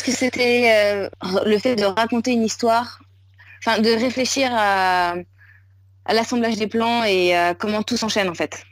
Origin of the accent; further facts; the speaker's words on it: Nantes, Pays de la Loire, France; moved away as an adult; also born or lived in Shanghai, China; now in Siargao, Philippines; je suis nantaise de base